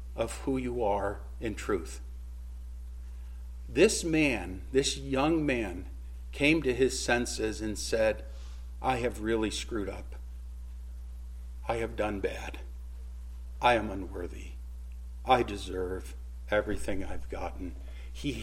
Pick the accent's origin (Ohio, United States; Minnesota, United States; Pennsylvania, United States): Ohio, United States; Jeffrey Dahmer's hometown; Jeffrey Dahmer grew up in my hometown